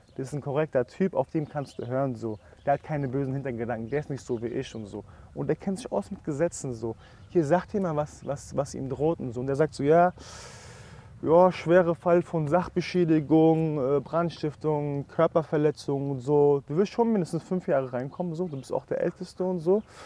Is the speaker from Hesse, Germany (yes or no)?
yes; Frankfurt, Hesse, Germany; also ich komme ja aus Frankfurt